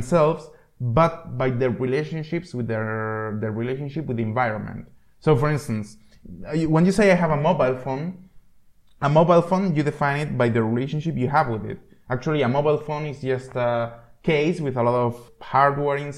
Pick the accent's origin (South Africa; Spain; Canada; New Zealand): Spain; moved away as an adult; now in Czech Republic; I am Spanish. I am from Spain. But I never thought about my Spanish hood when I was living in Spain. The first time I thought about my Spanish hood is when I emigrated to Czech Republic.